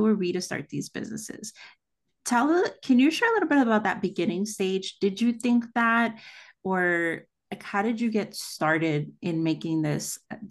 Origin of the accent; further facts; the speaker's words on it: El Salvador; I'm from El Salvador, and my husband's from Honduras, so we go back a lot.